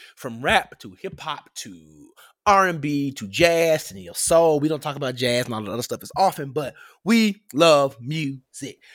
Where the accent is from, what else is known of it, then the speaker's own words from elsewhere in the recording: Memphis, Tennessee, United States; Growing up in Memphis, you hear certain things